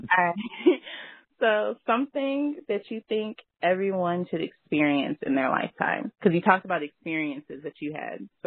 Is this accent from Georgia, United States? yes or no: no; Hampton, Virginia, United States; my best friend from Atlanta, I'm from Hampton, is from Atlanta